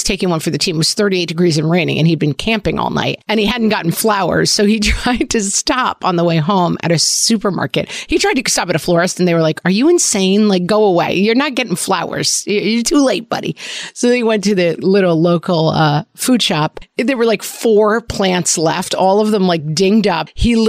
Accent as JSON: {"language": "English", "country": "Ireland", "said": "I am an Irish bog person. I need to be cool and damp at all times."}